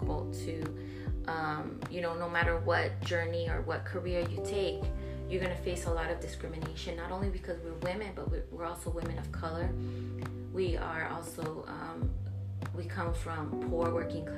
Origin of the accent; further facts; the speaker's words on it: Laredo, Texas, United States; also born or lived in San Antonio, Texas; I was actually born in San Antonio, but I'm from Laredo, from colonias on both sides. So I was raised in Nuevo Laredo and then mainly in Laredo.